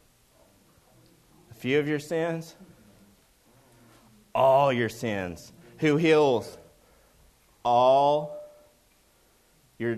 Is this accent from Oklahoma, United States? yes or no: yes; Oklahoma, United States; I'm from Oklahoma